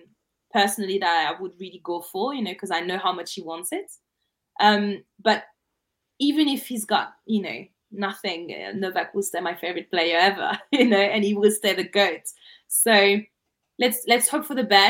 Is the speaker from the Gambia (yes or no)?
no; France; English is a second language; I'm from France